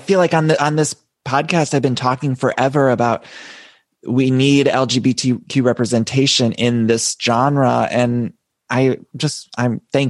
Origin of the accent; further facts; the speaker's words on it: Ohio, United States; I'm from Ohio.